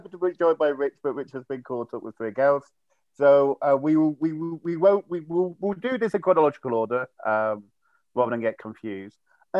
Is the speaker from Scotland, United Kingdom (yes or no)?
no; Loughborough, East Midlands, United Kingdom; I'm a yokel from Loughborough and its surrounding villages. And like, we have lots of space.